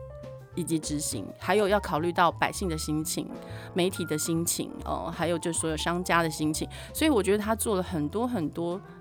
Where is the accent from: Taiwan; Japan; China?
Japan; Chinese is a second language; 包括我们日本人非常非常重视的奥运，也被迫了就是要延期